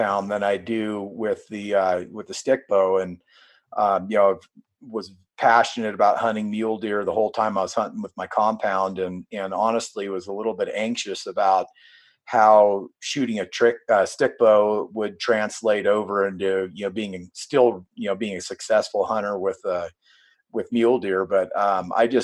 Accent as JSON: {"language": "English", "region": "Northwestern California", "country": "United States", "tie": "born or raised there", "moved": "as an adult", "said": "I grew up in Northern California"}